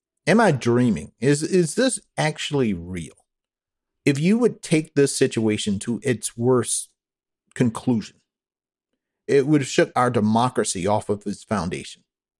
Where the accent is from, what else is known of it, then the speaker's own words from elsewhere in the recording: United States; I'm saying this as American.